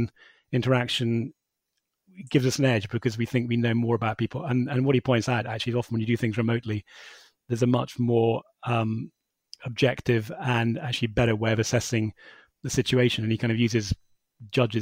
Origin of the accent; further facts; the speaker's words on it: United Kingdom; we're British